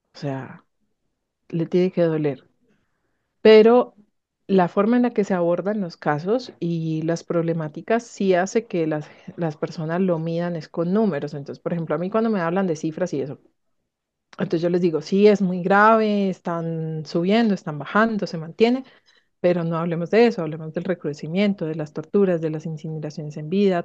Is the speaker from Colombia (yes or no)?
yes; Colombia; quiero seguir aquí en, en mi país trabajando para, para las víctimas